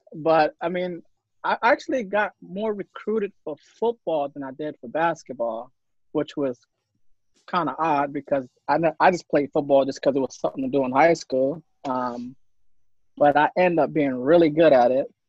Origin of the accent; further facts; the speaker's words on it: New York City, New York, United States; moved away as an adult; I'm from Harlem, which is uptown Manhattan. Um, I'm not too far from Rucker. Kind of grew up in that same radius